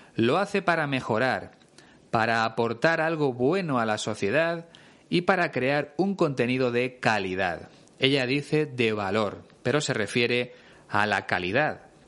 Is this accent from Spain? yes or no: yes; Spain; Es una expresión que se usa mucho en mi país